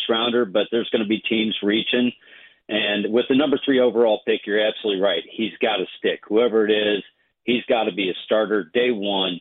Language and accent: English; Chicago, Illinois, United States; now in Tampa, United States; I grew up in Chicago, lifelong Bears, Cubs, Bulls, Blackhawks fan